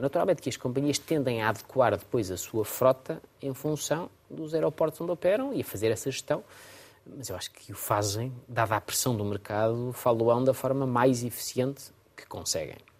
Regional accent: Portugal; como português

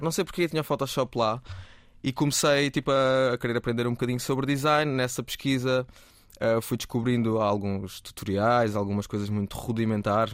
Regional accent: Cuba, Alentejo, Portugal; moved away; also born or lived in Setúbal; mudei de Cuba para Setúbal

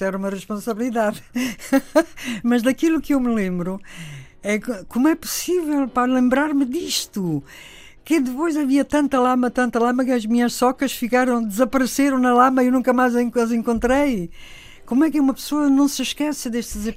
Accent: Italy; Portuguese is a second language; moved away as an adult; also born or lived in Spain; now in Portugal; eu vivi até aos 18 anos em Itália, portanto, as minhas raízes mais profunda, os meus pais

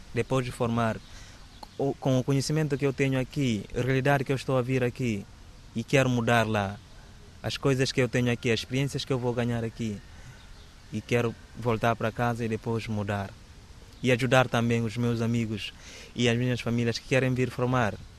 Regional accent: Bissau, Guinea-Bissau; Portuguese is a second language; moved away as an adult; now in Évora, Portugal; Sou da Guiné-Bissau. Estou, estou a viver mesmo no capital Bissau

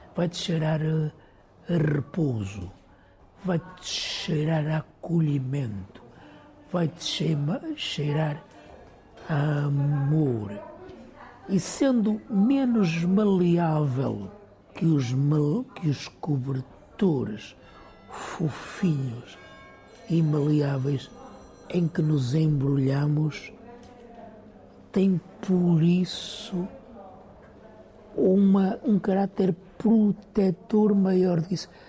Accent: São João do Campo, Norte, Portugal; moved away as an adult; also born or lived in Lisbon; cresci em São João do Campo

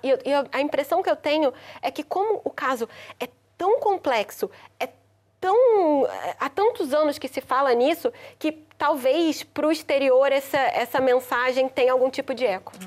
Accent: Brazil; moved away as an adult; now in Portugal; como brasileira

